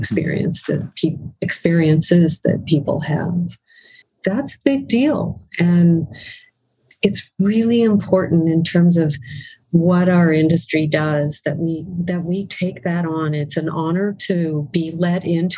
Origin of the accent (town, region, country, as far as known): Winnipeg, Manitoba, Canada